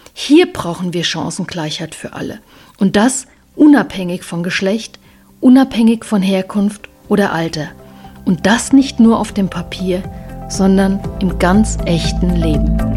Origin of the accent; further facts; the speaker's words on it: Germany; bei uns in Deutschland